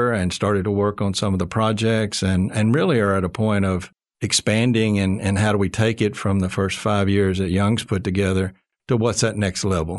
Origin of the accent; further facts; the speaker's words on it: Arkansas, United States; moved away as an adult; also born or lived in Texas; I was born and raised in Marlton, Arkansas. So I grew up here in the States.